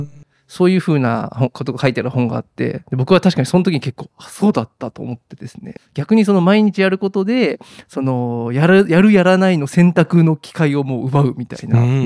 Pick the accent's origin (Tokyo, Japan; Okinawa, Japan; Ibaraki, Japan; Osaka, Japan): Osaka, Japan; Kashiwara; moved away as an adult; now in Fukuoka, Japan; 生まれも育ちも関西大阪まあ生まれ育ち大阪であのっていう感じです。うんで生まれたのは大阪府の柏原市というところで